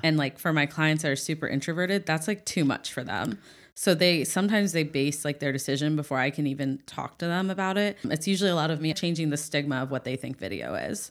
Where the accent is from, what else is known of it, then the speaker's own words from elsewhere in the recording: Ohio, United States; moved away; I'm from Ohio